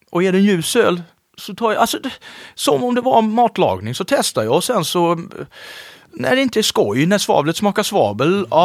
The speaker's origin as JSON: {"language": "Swedish", "region": "Småland", "country": "Sweden", "tie": "born or raised there", "said": "eftersom jag är uppväxt i Småland så tänkte jag, fan vad dyrt."}